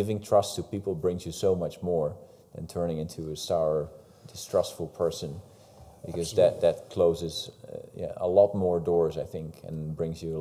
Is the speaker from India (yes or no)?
no; Netherlands; the Calvinistic background we have in the country